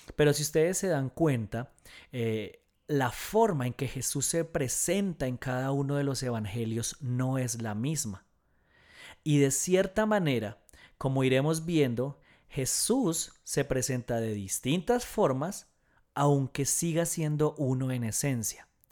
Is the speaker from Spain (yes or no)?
no; Colombia; en Colombia, en mi país